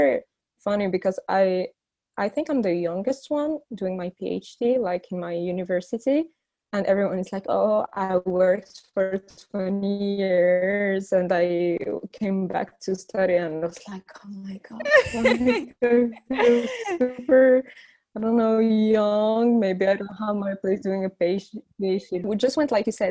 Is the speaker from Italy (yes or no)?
no; Morocco; moved away as an adult; also born or lived in Warsaw, Poland; now in Paris, France; I grew up in Morocco and then I went for Paris to study architecture.